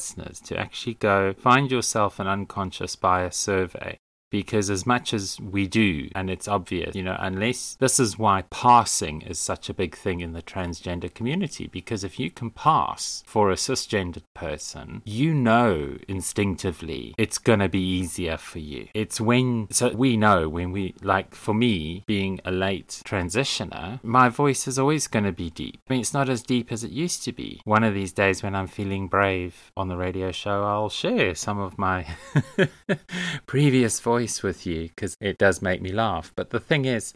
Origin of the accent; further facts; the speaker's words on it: South Africa; moved away; being South African